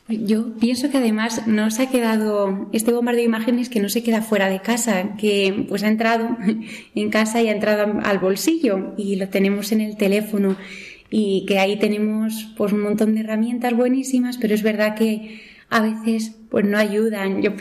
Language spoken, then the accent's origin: Spanish; Madrid, Community of Madrid, Spain; yo soy de Madrid.